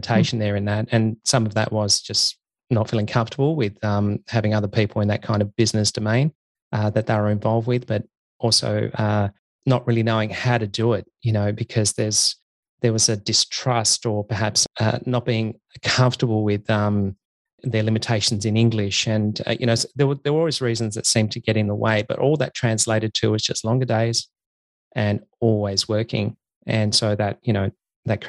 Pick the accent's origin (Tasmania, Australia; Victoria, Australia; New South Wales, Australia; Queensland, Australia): Tasmania, Australia; I grew up in Tasmania.